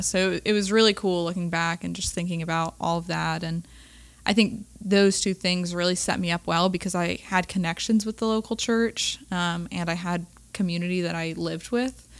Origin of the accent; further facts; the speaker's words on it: Raleigh, North Carolina, United States; I'm originally from Raleigh, born and raised